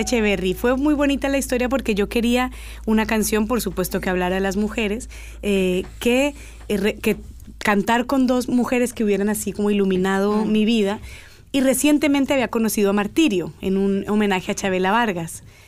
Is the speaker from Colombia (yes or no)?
yes; Cali, Valle del Cauca, Colombia; moved away; also born or lived in Girardot, Colombia / United States; Viví un año de mi vida en Girardot, crecí en Cali